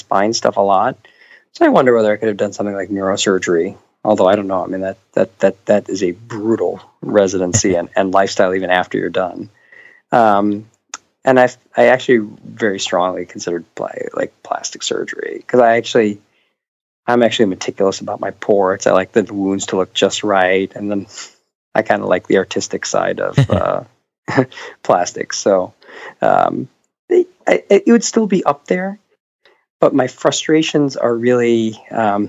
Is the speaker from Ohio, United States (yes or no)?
no; Buffalo, New York, United States; moved away; also born or lived in Philadelphia / Atlanta; I grew up in Buffalo